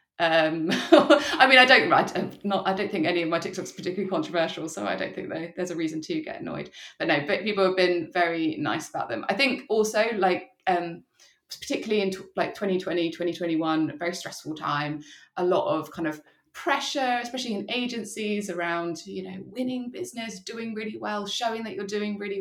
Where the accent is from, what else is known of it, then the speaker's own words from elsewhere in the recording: Surrey, South East England, United Kingdom; moved away as an adult; also born or lived in London; now in Brighton, United Kingdom; I'm from Surrey